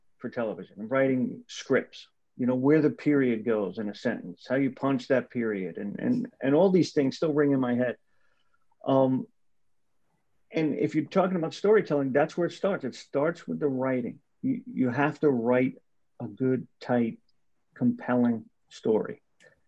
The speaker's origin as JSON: {"language": "English", "region": "New Jersey", "country": "United States", "tie": "born or raised there", "said": "I grew up in North Jersey"}